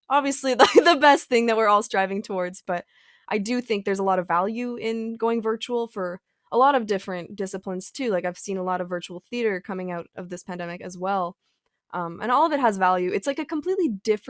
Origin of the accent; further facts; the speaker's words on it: outside Edmonton, past Sherwood Park, Alberta, Canada; also born or lived in Fort McMurray; I actually live on an acreage just outside of Edmonton, past Sherwood Park